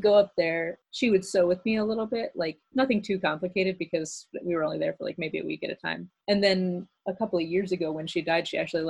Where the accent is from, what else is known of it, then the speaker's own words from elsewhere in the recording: Maryland, United States; also born or lived in Phoenix; I moved around when I was a kid. Like I said, my parents were Air Force, so I was born in Phoenix. And then we moved to Europe for a couple of years, and then we moved to Maryland. So Maryland is like mostly where I'm from.